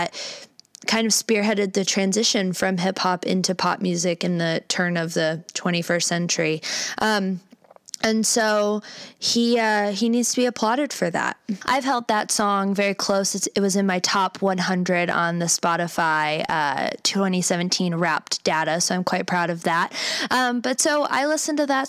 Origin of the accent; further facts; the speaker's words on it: Cleveland, Ohio, United States; I was born and raised in Cleveland, Ohio, shout out CLE for life